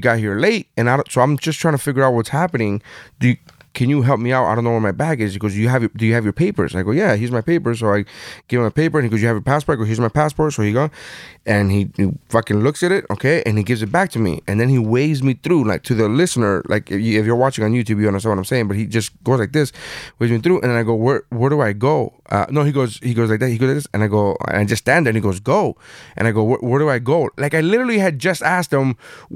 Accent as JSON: {"language": "English", "country": "United States", "said": "I'm American"}